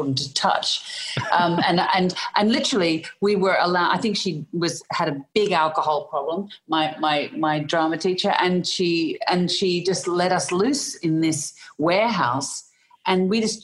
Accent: Melbourne, Victoria, Australia; accent: Australian; I was born in Melbourne in Australia

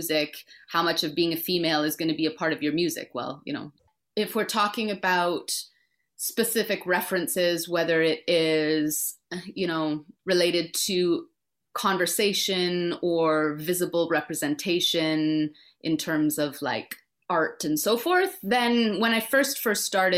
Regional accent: Winnipeg, Manitoba, Canada; moved away; Being from Winnipeg

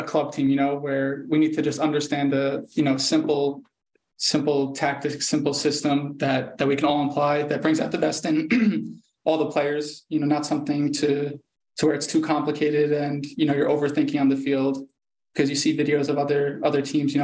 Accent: United States; moved away as an adult; now in Germany; as an American

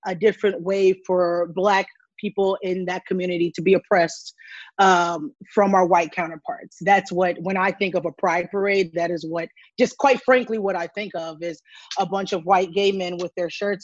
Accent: Evanston, Illinois, United States; now in Chicago, United States; I am born and raised in Evanston, Illinois. I live in South Shore in Chicago right now.

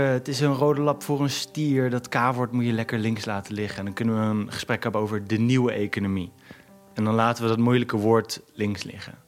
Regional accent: Groningen, Netherlands; kom uit Bijem. Bijem is een buitenwijk in Groningen.

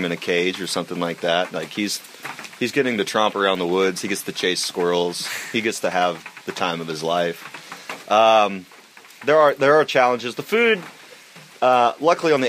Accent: Asheville, North Carolina, United States; I'm from Asheville, North Carolina.

